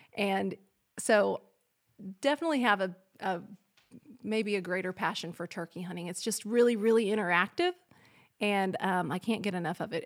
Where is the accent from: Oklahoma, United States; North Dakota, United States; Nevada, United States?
Oklahoma, United States; El Reno; also born or lived in Fayetteville, Arkansas; I grew up in El Reno, Oklahoma, about probably fifteen thousand people there